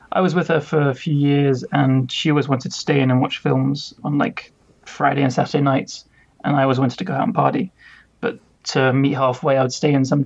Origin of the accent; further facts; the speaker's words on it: London, United Kingdom; I'm 29 from London, England